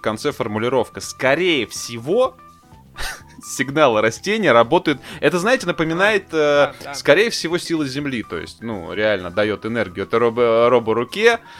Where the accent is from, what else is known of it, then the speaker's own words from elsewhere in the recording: Tambov, Tambov Oblast, Russia; я как, э, коренной там бовчанин